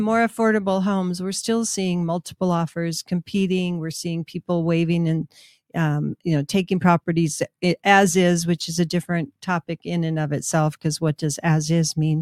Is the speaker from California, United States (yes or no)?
no; Minnesota, United States; now in Albuquerque, United States; Orono was in my school district when I was growing up in Minnesota.